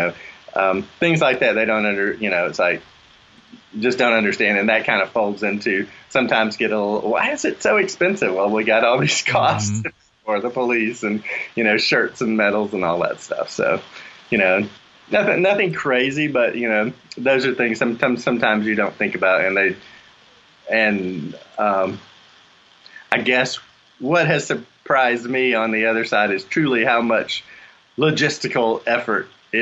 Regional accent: Mobile, Alabama, United States; also born or lived in central North Carolina; now in North Carolina, United States; I'm originally from Mobile, Alabama

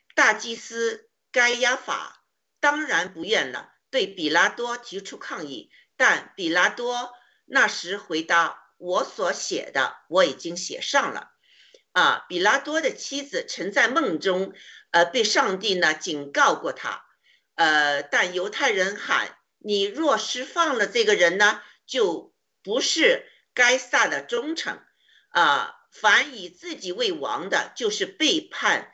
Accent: China; 我们中国人一定会被呃种族歧视的

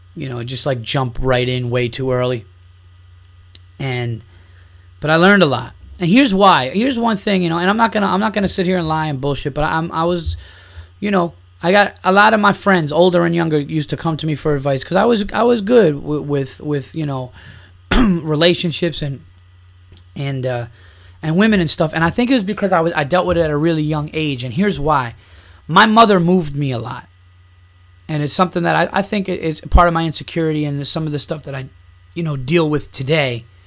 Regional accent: New York, United States; growing up in New York, it is so much into Yankees, Knicks, and Giants

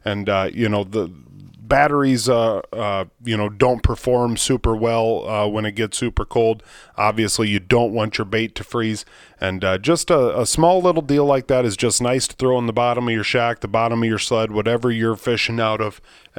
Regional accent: Iowa, United States; I'm from the country. I'm from Iowa.

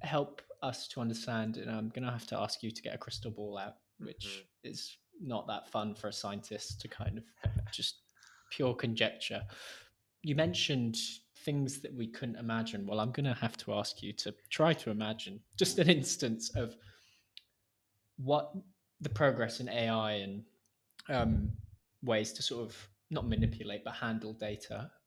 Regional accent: Wales, United Kingdom; I'm from Wales

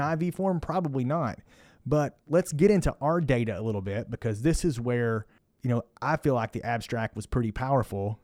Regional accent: Kentucky, United States; also born or lived in Indiana; now in Houston, United States; I'm from Kentucky

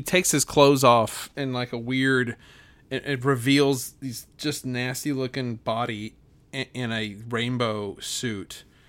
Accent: Oklahoma, United States; what happened in my hometown here in Oklahoma with the public square display of debauchery on the stage

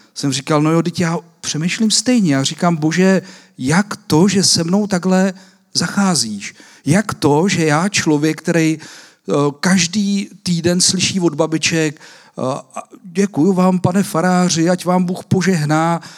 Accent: Czechia; nás Češích

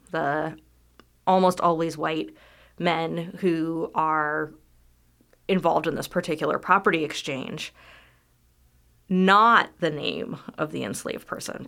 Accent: California, United States; also born or lived in Southwest Virginia / Michigan; now in Lexington, United States; I actually am from California

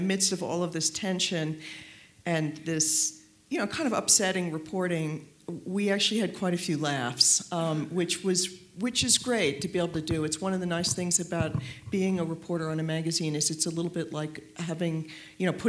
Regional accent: New York City, New York, United States; also born or lived in Washington; I'm a New Yorker

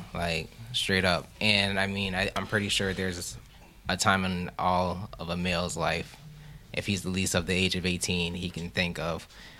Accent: Charleston, South Carolina, United States; I'm 22 years old. I'm from Charleston, South Carolina.

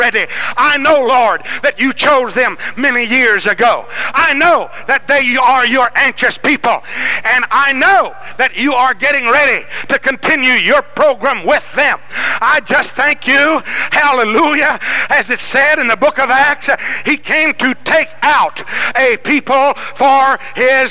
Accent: Louisiana, United States; I'm from Louisiana

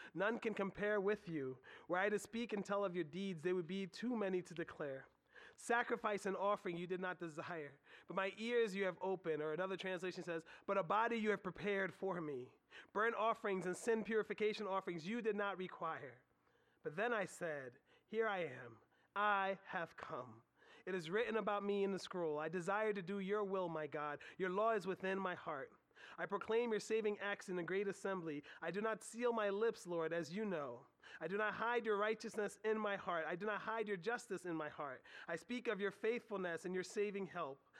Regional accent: United States; us as Americans

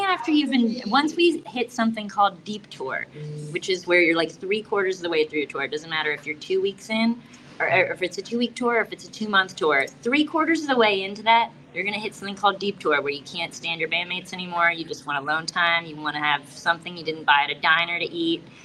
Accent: South Florida, United States; I'm from South Florida

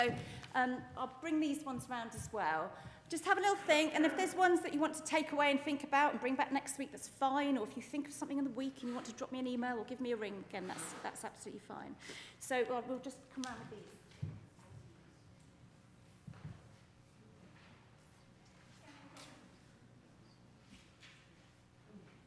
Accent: United Kingdom; we're British

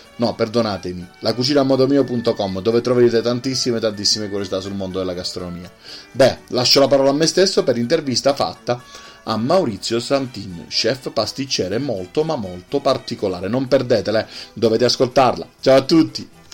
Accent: Calabria, Italy; io sono calabrese

